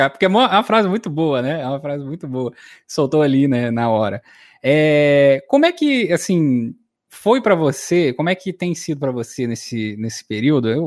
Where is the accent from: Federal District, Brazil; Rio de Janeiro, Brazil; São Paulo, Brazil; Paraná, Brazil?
Rio de Janeiro, Brazil; falando, eu sou do interior do estado do Rio de Janeiro, só volta redondeza, não sou carioca.